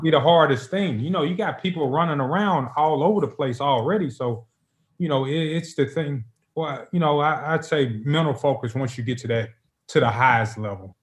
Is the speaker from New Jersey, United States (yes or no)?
no; Memphis, Tennessee, United States; moved away as an adult; now in Nashville, United States; I'm from Memphis, right down the road